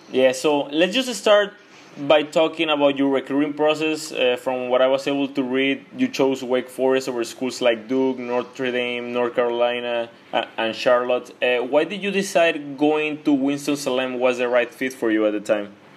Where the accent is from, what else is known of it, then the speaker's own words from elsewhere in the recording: Mexico; I'm from Mexico